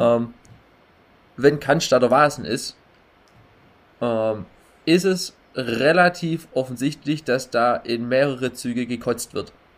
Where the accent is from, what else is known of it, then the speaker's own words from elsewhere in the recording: Baden-Württemberg, Germany; bei uns in Baden-Württemberg